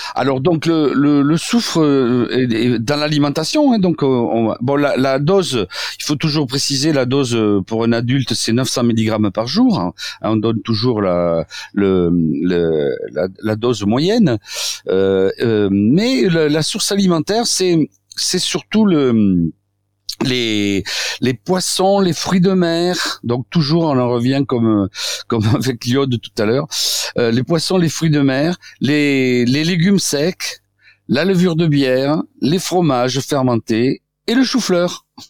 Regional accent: south-west France, France; accent: south-west; moi je suis sud-ouest

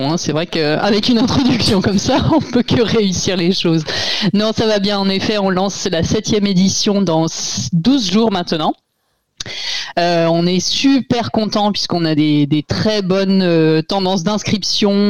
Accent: Brittany, France; je suis bretonne

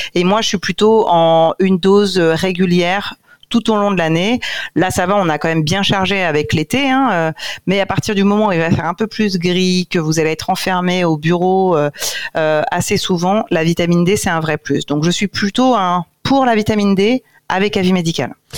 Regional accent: Corsica, France; en tant que corse

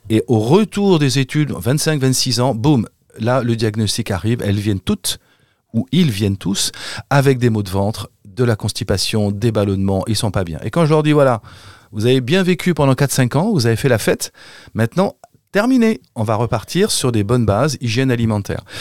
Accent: Paris, Île-de-France, France; je suis parisien, donc je, je, sais pas quel est l'accent des Parisiens.

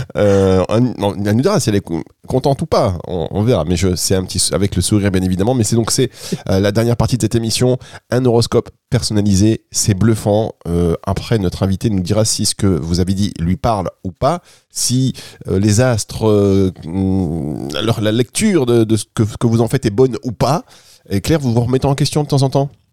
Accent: Dunkirk, Hauts-de-France, France; now in Côte d'Azur, France; je suis à la base, je suis de Dunkerque. Aujourd'hui, je suis dans le sud.

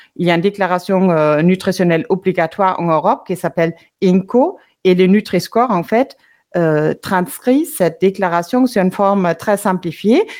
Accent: Germany; moved away; l'Allemagne, mon pays d'origine

